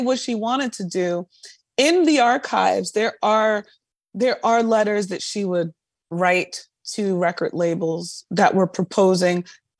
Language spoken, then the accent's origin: English; New York, United States; But I'm also biased. I'm a New Yorker.